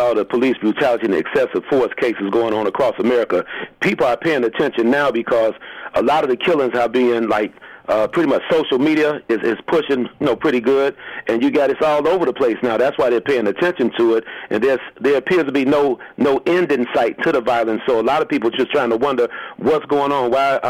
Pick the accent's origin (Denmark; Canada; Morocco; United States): United States; Chicago, Illinois; I grew up in the Henry Horner Projects on the west side of Chicago.